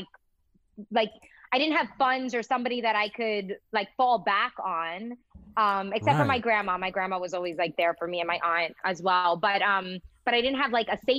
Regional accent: Miami, Florida, United States; moved away; also born or lived in Massachusetts; growing up in Miami

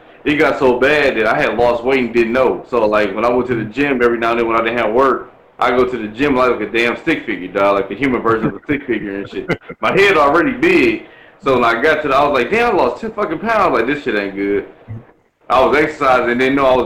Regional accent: Milwaukee, Wisconsin, United States; I'm from Milwaukee

